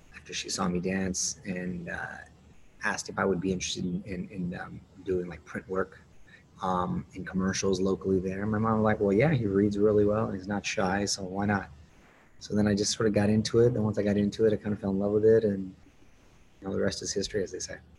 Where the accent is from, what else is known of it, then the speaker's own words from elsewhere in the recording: Chula Vista, California, United States; moved away as an adult; I was born and raised there, first generation. I went to Chula Vista Junior High and high school